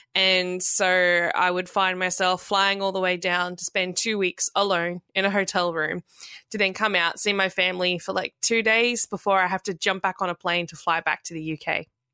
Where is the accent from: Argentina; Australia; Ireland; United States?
Australia; moved away as an adult; now in London, United Kingdom; I'm a registered nurse originally from Australia